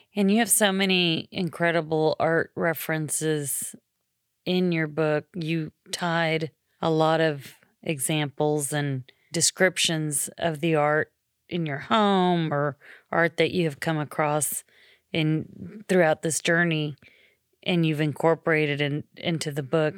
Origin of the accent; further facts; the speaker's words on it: Nicaragua; now in United States; I'm from Nicaragua